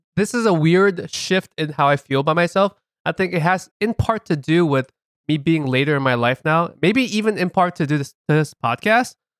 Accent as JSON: {"language": "English", "country": "United States", "tie": "born or raised there", "said": "we grew up here in America, we're just being regular American kids."}